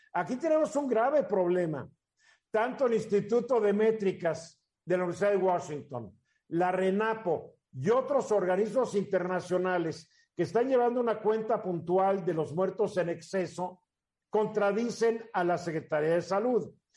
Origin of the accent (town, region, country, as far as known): Mexico